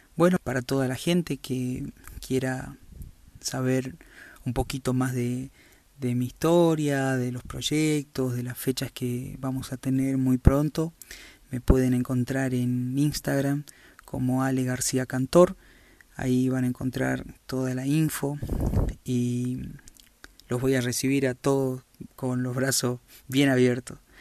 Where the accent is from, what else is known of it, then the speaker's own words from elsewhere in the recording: Jujuy, Argentina; soy un cantor jujeño